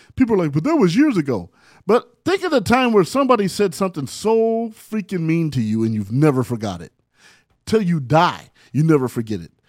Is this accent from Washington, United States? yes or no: no; San Bernardino, California, United States; also born or lived in Barstow, California; I was raised in San Bernardino, California, by way of Barstow, California